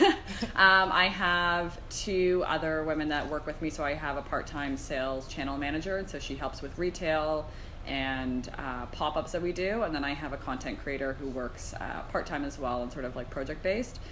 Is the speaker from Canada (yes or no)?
yes; Arnprior, Ontario, Canada; I grew up in a small town, so I'm not from Toronto